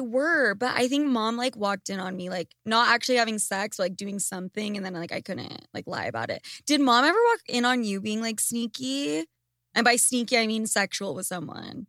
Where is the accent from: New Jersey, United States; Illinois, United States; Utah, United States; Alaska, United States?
Utah, United States; Salt Lake City; Lucas and I grew up in Salt Lake City, Utah